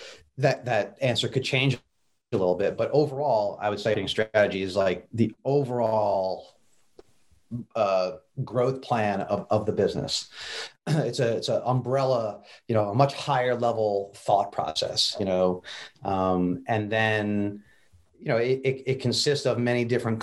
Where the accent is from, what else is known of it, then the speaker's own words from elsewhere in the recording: New Jersey, United States; now in Raleigh, United States; my Jersey upbringing